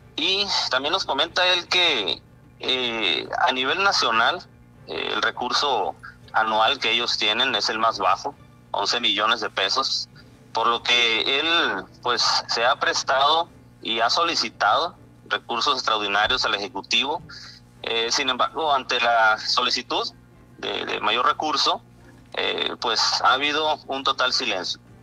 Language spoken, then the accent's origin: Spanish; Isla de Cedros, Baja California, Mexico; moved away as an adult; now in Santa Rosalía, Mexico; orgullosamente soy de Isla de Cedros, Baja California, pero ya nueve años aquí